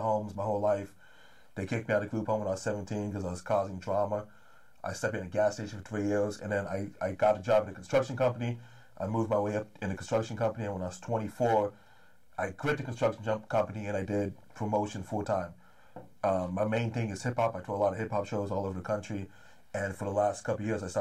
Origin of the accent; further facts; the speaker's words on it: Los Angeles, California, United States; also born or lived in Tujunga, California; I'm from the Valley, born and raised